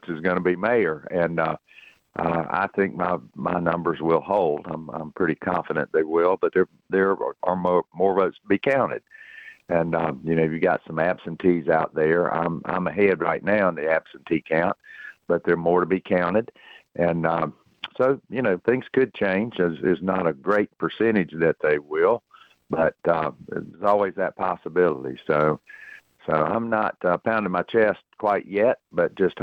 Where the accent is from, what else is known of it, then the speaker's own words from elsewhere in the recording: Cornelius, North Carolina, United States; my hometown